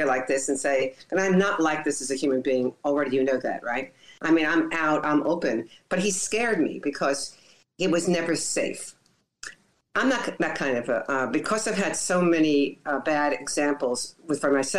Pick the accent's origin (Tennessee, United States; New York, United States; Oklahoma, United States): New York, United States; Long Island; moved away; also born or lived in Miami Beach, Florida; I grew up in Long Island, New York